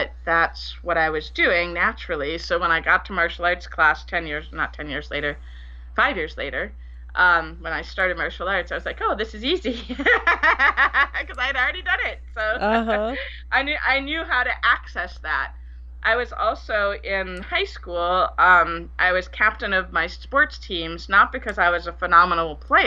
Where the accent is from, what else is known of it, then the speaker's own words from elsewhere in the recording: Bedford, Massachusetts, United States; moved away as an adult; also born or lived in Liberia / Tennessee; I grew up in Bedford, Massachusetts